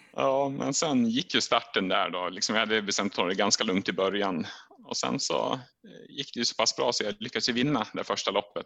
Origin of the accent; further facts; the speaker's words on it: Sweden; hemma i Sverige